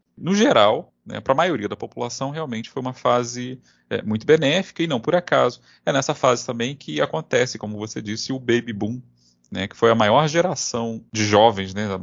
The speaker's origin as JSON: {"language": "Portuguese", "country": "Brazil", "said": "nós que somos brasileiros"}